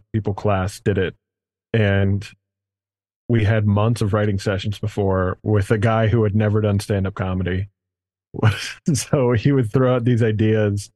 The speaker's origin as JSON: {"language": "English", "town": "Cincinnati", "region": "Ohio", "country": "United States", "tie": "born or raised there", "also_born_or_lived": "Chicago", "moved": "yes", "lives_now": "Michigan, United States", "said": "I was born here. I grew up in Cincinnati, which is where I started. And then I moved from Cincy to Chicago and then here."}